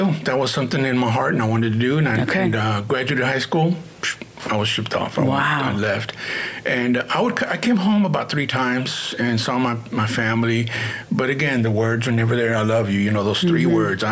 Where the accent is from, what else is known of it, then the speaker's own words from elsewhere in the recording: Houston, Texas, United States; I grew up in the East End, right here